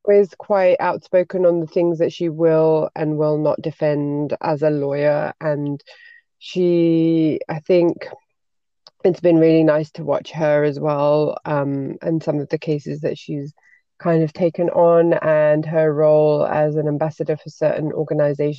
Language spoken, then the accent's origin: English; United Kingdom; moved away as an adult; now in Belgium; grew up in a very white neighborhood as a Pakistani, and then I'm British